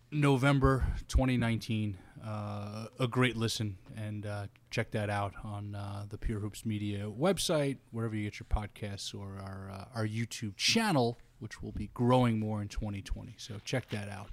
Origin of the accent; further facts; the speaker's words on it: New York, United States; I grew up in New York